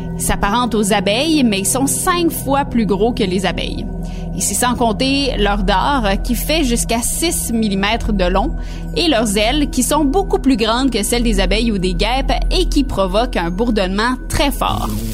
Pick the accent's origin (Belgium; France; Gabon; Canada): Canada; chez nous, au Canada